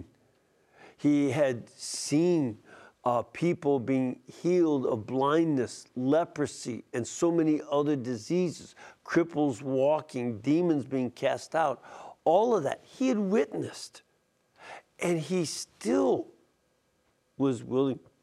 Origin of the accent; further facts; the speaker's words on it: Chicago, Illinois, United States; my hometown of Chicago, Illinois